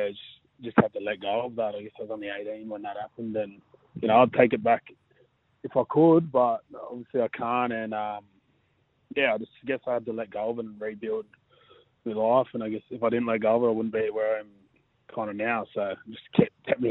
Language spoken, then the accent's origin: English; Sydney, New South Wales, Australia; now in Manly, Australia; I was born and raised out there